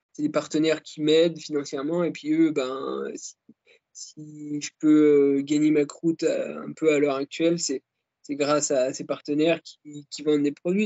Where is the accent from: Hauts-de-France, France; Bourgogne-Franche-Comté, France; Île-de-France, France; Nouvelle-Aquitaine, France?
Bourgogne-Franche-Comté, France; Jura; quand j'étais gamin euh, dans le Jura